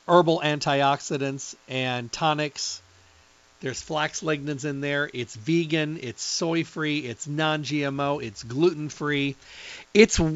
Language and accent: English; Midwest, United States; I'm from the Midwest, so when I was raised up, we had to mow grass